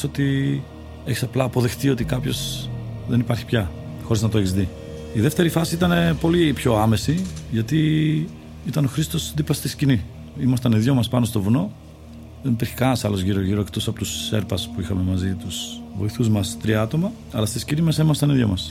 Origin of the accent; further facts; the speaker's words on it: Czechia; now in Greece; Γεννήθηκα στην Τσεχία και υπήρχε μια παράδοση εκεί στα σπορ φύσης.